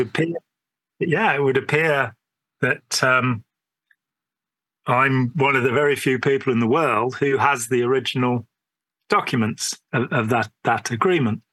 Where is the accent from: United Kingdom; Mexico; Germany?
United Kingdom; England; being English